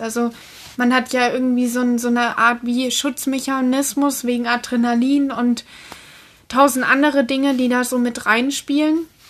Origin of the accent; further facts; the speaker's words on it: Germany; gerade als Deutscher